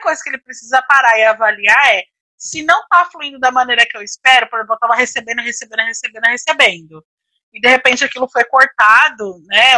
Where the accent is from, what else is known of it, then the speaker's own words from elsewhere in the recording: Brazil; a gente como brasileiro